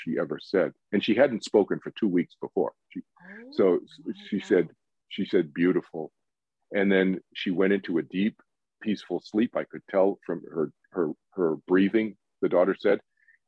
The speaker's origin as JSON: {"language": "English", "town": "Boston", "region": "Massachusetts", "country": "United States", "tie": "born or raised there", "also_born_or_lived": "East Coast", "moved": "yes", "said": "I was born in Boston, grew up in the East Coast, went to school in the East Coast"}